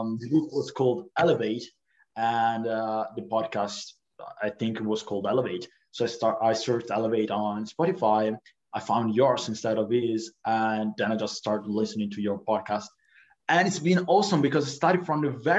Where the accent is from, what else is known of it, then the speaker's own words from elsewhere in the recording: Italy; I'm from Italy.